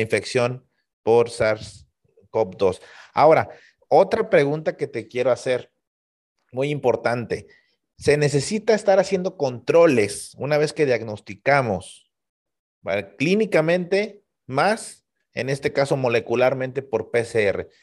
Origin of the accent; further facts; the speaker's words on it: Tampico, Tamaulipas, Mexico; tuvimos en la ciudad de Tampico, Tamaulipas, de donde yo soy originario